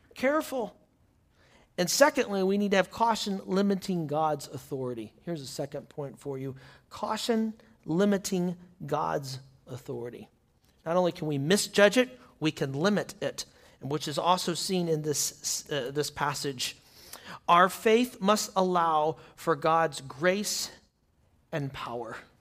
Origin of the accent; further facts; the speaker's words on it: United States; As American Christian